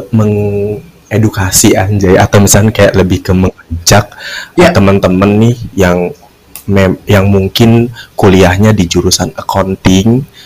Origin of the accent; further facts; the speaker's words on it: Kuningan, West Java, Indonesia; now in Jakarta, Indonesia; dan gua asli Kuningan Jawa Barat.